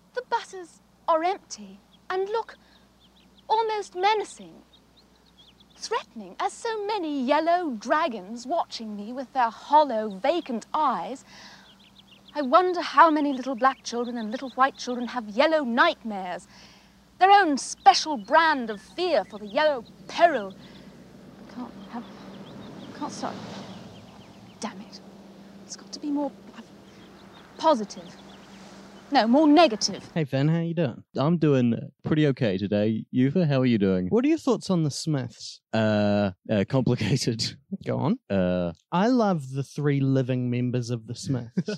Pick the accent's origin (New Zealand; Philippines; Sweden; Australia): New Zealand; as a New Zealander